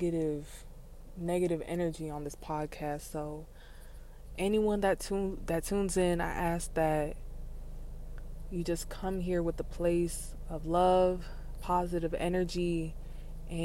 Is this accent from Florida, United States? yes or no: yes; South Florida, United States; I am from South Florida and I am Haitian